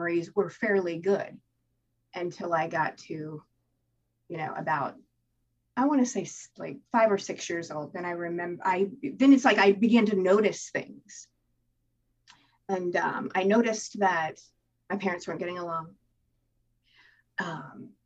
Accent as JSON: {"language": "English", "town": "Tampa", "region": "Florida", "country": "United States", "tie": "born or raised there", "said": "I was born in Tampa, Florida"}